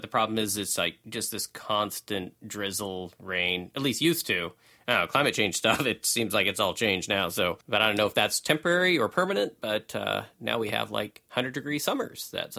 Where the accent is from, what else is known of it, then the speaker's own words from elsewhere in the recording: Oregon, United States; I'm born and raised Oregonian